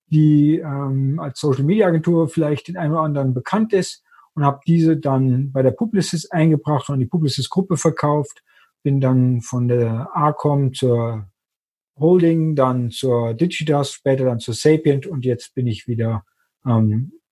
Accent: Austria; bin Österreicher, auch wenn man es nicht hört

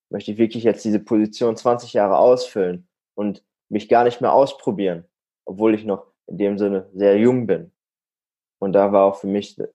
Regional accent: Warendorf, North Rhine-Westphalia, Germany; Also ich, ich komme aus der Nähe, Nähe aus Münster, aus Warendorf, komme ich ursprünglich und dort wohne ich aktuell auch noch

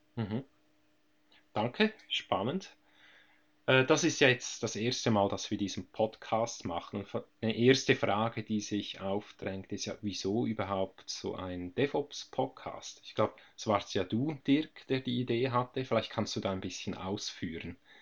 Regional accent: Switzerland; bei uns in der Schweiz

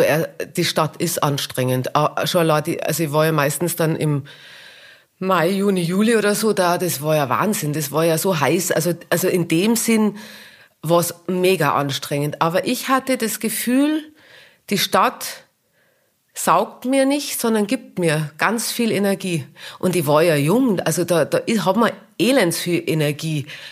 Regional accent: Kitzbühel, Tyrol, Austria; accent: Tyrolean dialect; moved away as an adult; also born or lived in Vienna / New York / Munich; ich komme ja aus Kitzbühel und das ist alles so eng

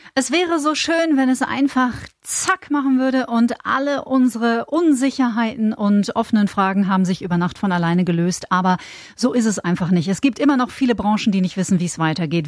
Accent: Bavaria, Germany; bei uns in Bayern

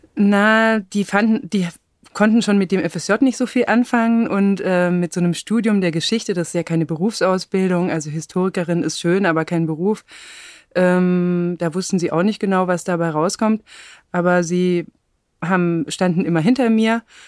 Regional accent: Black Forest, Baden-Württemberg, Germany; now in Berlin, Germany; ich bin auf dem Land im Schwarzwald aufgewachsen

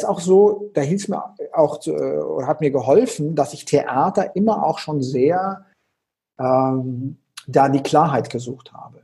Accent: Konstanz, Baden-Württemberg, Germany; ich bin ja geboren am Bodensee, in Konstanz am Bodensee

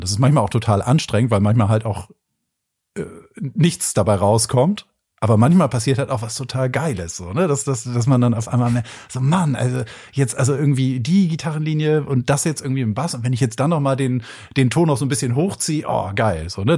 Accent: Bremen, Germany; now in Hamburg, Germany; ich bin ja in der Stadt in Bremen groß geworden

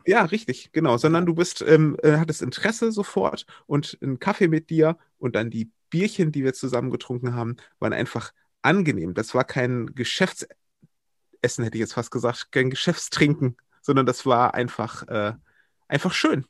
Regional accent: Wuppertal, North Rhine-Westphalia, Germany; moved away as an adult; also born or lived in Berlin / Brandenburg / Oldenburg; now in Kamp-Lintfort, Germany; ich bin gebürtiger Wuppertaler und dann, ähm, nachdem ich dort meine Jugend verbracht habe

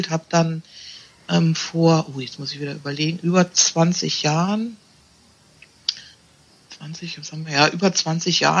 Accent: Berlin, Germany; Ich bin 54. Ich komme aus Berlin, habe da eine mobile Praxis

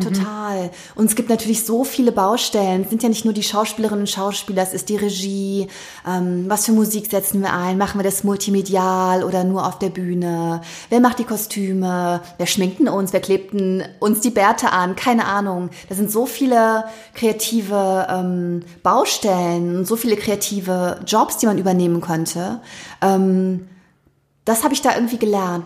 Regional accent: Wiehl, North Rhine-Westphalia, Germany; also born or lived in Thuringia; bin ich in meinem Heimatort in Wiel hier im Oberbergischen

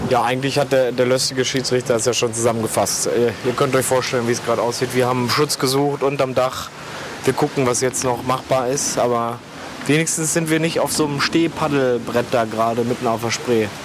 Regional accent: Berlin, Germany; in den KK zu gehen, wie man hier als Berliner dazu sagt, in den Klunkerkranich.

